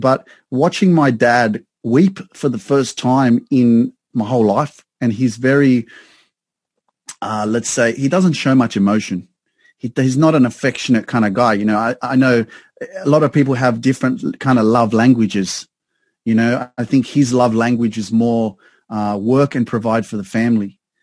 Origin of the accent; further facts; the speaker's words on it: Sydney, New South Wales, Australia; moved away as an adult; now in Newcastle, Australia; I grew up in Sydney around a lot of multicultural, uh, multiculturalism, multicultural society